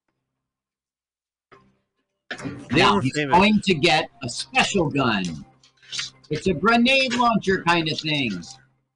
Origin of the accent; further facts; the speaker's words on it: Canada; when I was little growing up in Canada